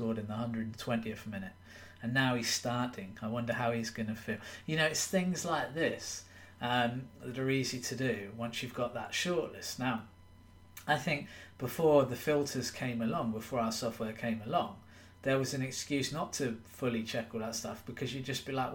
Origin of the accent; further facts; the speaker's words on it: England, United Kingdom; I'm from England